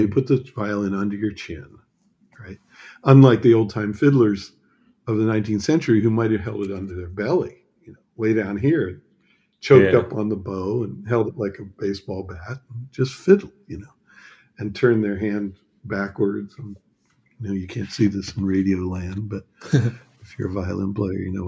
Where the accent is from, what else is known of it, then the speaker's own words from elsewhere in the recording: United States; now in Germany; being an American